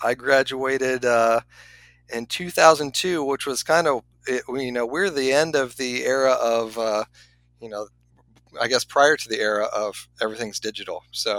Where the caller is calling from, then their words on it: Ohio, United States; I am just north of Cincinnati, Ohio. I am in my basement.